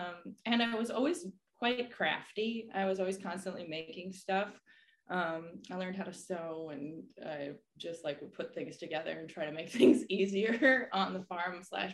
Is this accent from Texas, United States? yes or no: no; Lanesboro, Minnesota, United States; accent: Midwestern; I'm from Lanesboro, Minnesota, or outside of Lanesboro, Minnesota, which is a small town in southeast Minnesota. I grew up on a dairy farm